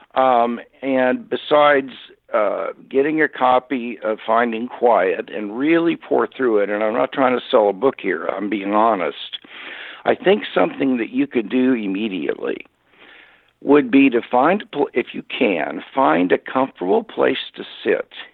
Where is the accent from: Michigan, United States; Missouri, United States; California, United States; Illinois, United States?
Missouri, United States; Kansas City; moved away; I, I was born and raised in Kansas City, Missouri